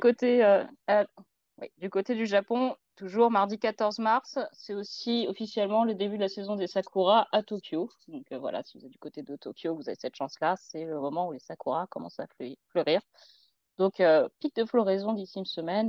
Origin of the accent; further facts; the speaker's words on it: France; en tant que Français